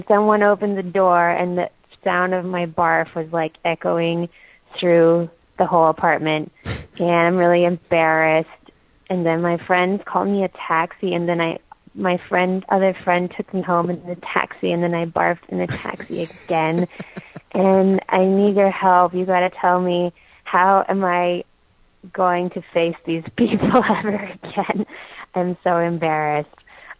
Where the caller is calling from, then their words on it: Germany; I'm calling you from Germany.